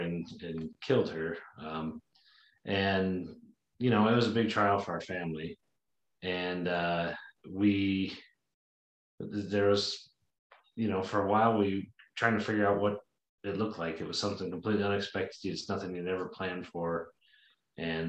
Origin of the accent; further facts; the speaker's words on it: Burley, Idaho, United States; also born or lived in Detroit, Michigan; I grew up mostly in Burley, Idaho, most of my life.